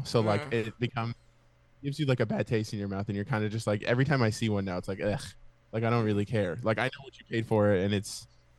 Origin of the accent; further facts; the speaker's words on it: Miami, Florida, United States; moved away; My hometown, Miami.